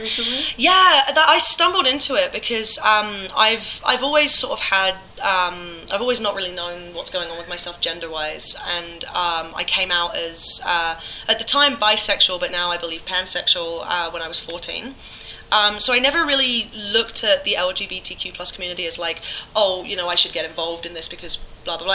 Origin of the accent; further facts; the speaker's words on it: England, United Kingdom; moved away; when I was a kid growing up in England, I was raised uh, above my grandmother's pub